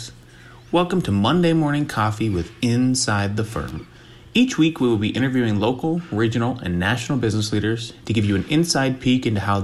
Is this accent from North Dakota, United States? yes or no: yes; North Dakota, United States; I grew up in North Dakota too